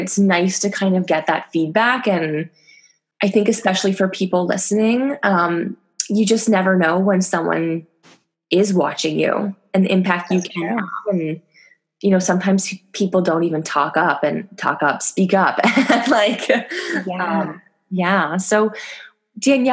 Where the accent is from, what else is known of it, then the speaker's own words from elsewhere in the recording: Canada; now in France; I'm Canadian, but I've been there for a decade